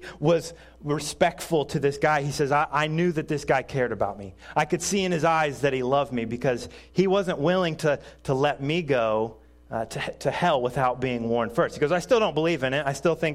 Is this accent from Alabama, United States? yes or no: no; Indiana, United States; moved away as an adult; now in Quincy, United States; Originally, we are from Indiana, so I might talk just a little bit of funny. And since I am from Indiana